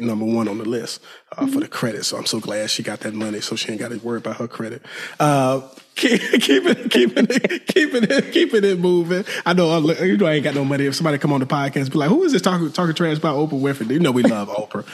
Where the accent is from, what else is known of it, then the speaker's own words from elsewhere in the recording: Alabama, United States; now in Houston, United States; I'm from Alabama.